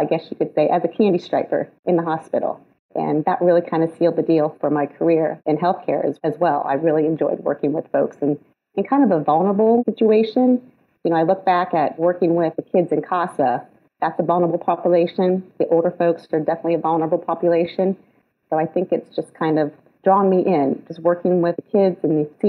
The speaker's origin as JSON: {"language": "English", "region": "Ohio", "country": "United States", "also_born_or_lived": "Florida", "moved": "as an adult", "lives_now": "Lebanon, Tennessee, United States", "said": "I'm originally from Ohio"}